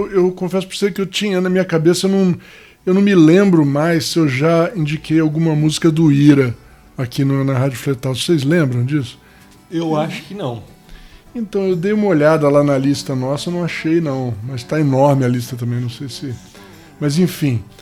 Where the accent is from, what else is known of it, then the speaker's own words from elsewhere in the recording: Rio de Janeiro, Brazil; now in São Bernardo do Campo, Brazil; Vim do Rio de Janeiro, né, para São Paulo, para São Paulo não, para São Bernardo do Campo, né, cara?